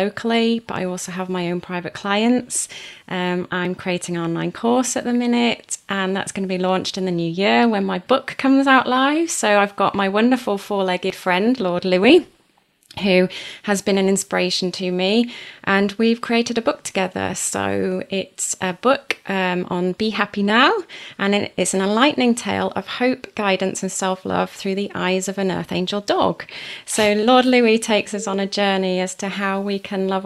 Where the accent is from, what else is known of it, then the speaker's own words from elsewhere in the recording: Wales, United Kingdom; I was born and raised in Wales on a farm